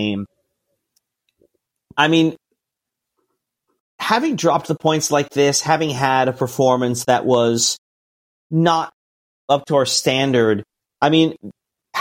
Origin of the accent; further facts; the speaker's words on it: United States; as an American